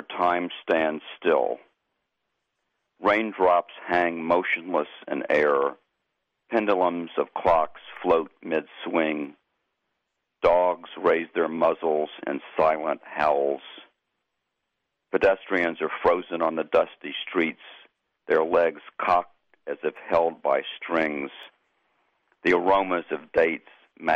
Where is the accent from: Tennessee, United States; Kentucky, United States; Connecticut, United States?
Tennessee, United States; Memphis; I grew up in Memphis, Tennessee